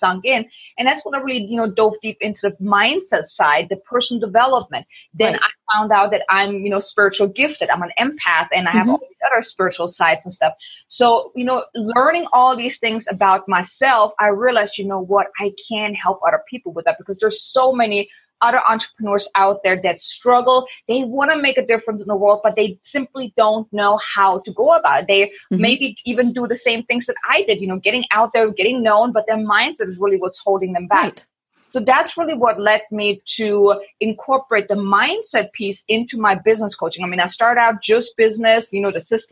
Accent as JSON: {"language": "English", "country": "Germany", "moved": "as an adult", "said": "I'm from Germany."}